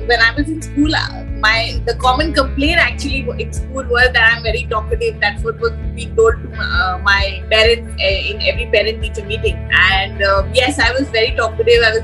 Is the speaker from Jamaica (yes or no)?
no; Delhi, India; also born or lived in Gurgaon; now in Pune, India; I'm a complete Delhiite born and brought up in Delhi